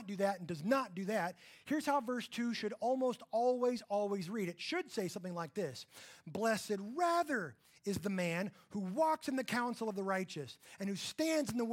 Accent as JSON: {"language": "English", "region": "Texas panhandle", "country": "United States", "tie": "born or raised there", "said": "I grew up in the Texas panhandle, where we had about 100 cows for every human"}